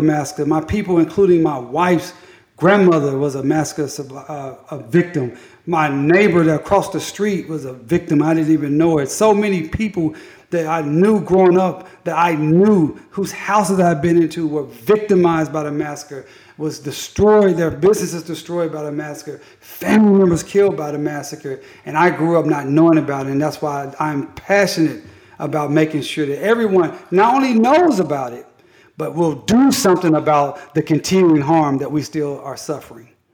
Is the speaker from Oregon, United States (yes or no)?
no; Tulsa, Oklahoma, United States; I'm from Tulsa